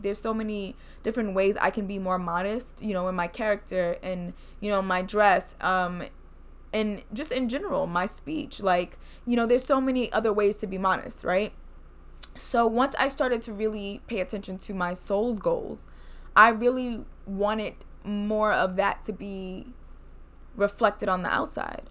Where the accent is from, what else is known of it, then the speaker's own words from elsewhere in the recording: United States; I'm Black from America